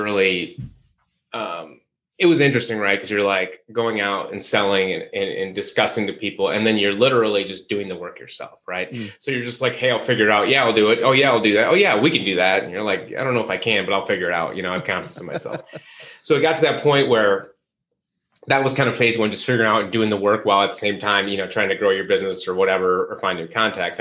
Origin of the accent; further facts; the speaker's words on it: Midwest, United States; moved away as an adult; also born or lived in Chicago, Illinois / Charlotte, North Carolina; I'm from the Midwest